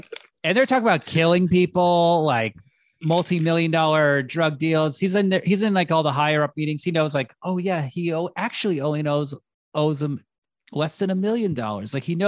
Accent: San Francisco, California, United States; My brother and my older sister, we grew up in San Francisco.

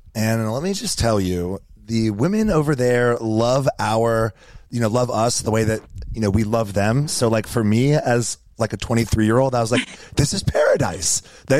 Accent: North Carolina, United States; moved away as an adult; also born or lived in Vail, Colorado; now in Charleston, United States; I used to live out in Vail, you know, when I first graduated college and I moved, you know, out west. So I'm from North Carolina

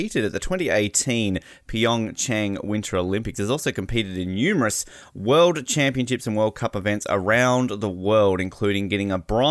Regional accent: Australia; as an Australian

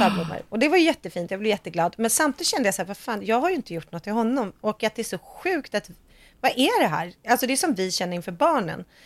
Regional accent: Sweden; jag är svensk

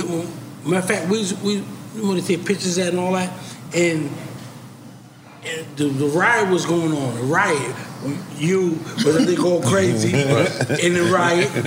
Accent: New York, United States; I represent New York. And I'm telling, I'm looking at Jay, but then mind you, I'm from New York.

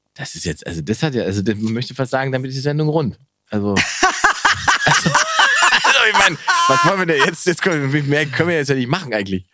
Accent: Germany; wir zum Beispiel als Deutsche

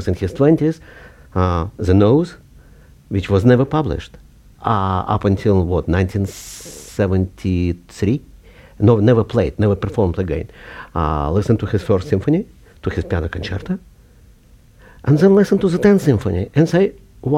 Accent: Kharkiv, Kharkiv Oblast, Ukraine; moved away; I was born in 1948 in Kharkov, which was then Ukraine, but still Soviet Union.

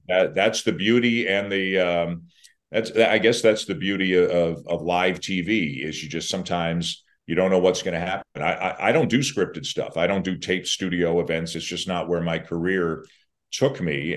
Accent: Canada; I'm Canadian

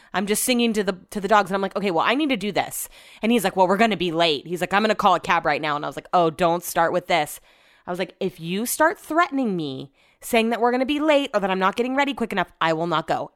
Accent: Sacramento, California, United States; I'm also from Sacramento

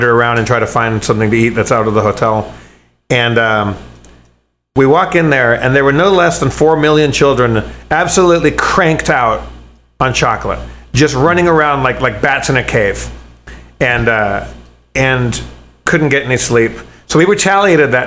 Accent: Los Angeles, California, United States; I'm from Los Angeles. I'm from Southern California, and which is where Los Angeles is

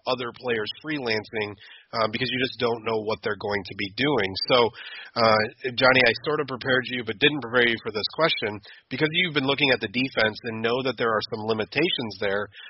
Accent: Sandusky, Ohio, United States; I was born and raised in Sandusky, Ohio

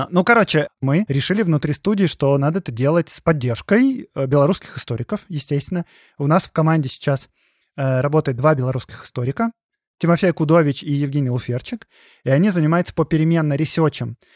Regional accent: Belarus; понимание того, кто вообще мы, белорусы, ну, я говорю от имени белорусов

